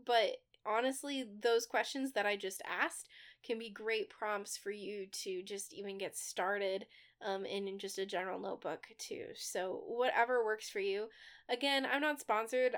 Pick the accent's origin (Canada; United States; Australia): United States; Midwest; We're from the Midwest